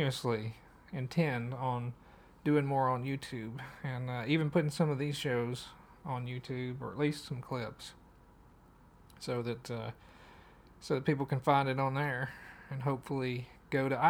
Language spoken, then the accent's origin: English; Madisonville, Tennessee, United States; from my hometown, from Madisonville